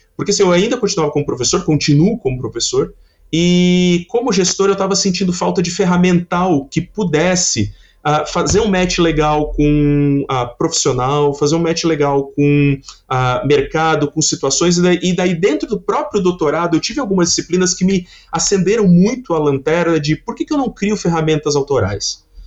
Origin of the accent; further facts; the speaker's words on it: Criciúma, Santa Catarina, Brazil; eu sou de Criciúma, Santa Catarina